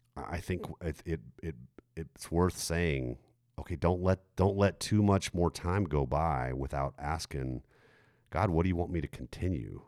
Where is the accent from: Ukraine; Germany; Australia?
Germany; moved away; I grew up in Germany